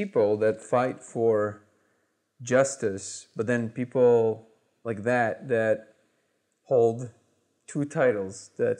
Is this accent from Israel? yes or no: yes; Israel; also born or lived in Russia; Because I was born in Russia, I grew up in Israel.